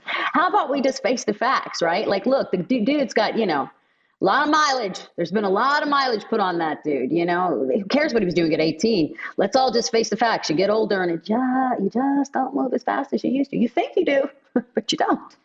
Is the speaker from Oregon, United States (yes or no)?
no; Pittsburgh, Pennsylvania, United States; also born or lived in Los Angeles; I grew up in Pittsburgh